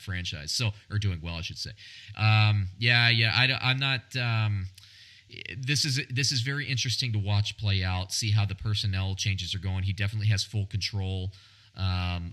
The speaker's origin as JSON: {"language": "English", "region": "Central Florida", "country": "United States", "tie": "born or raised there", "said": "growing up in Central Florida"}